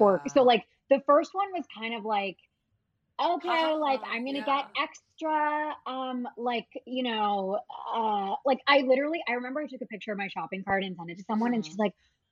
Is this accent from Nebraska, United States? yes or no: yes; Nebraska, United States; now in Los Angeles, United States; I'm from Nebraska